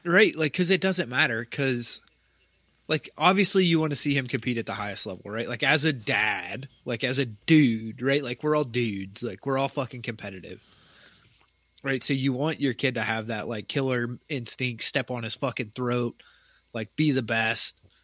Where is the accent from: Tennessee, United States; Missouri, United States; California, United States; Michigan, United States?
Tennessee, United States; moved away; where I grew up in Tennessee